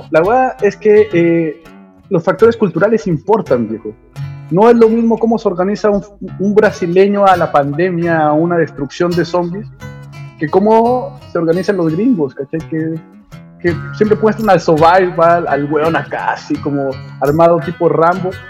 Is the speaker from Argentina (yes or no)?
no; Cuba; Vamos a sobrevivir, soy cubano, loco.